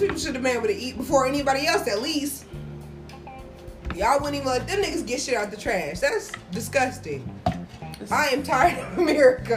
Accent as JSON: {"language": "English", "town": "Marion", "country": "United States", "tie": "born or raised there", "said": "I grew up in Marion"}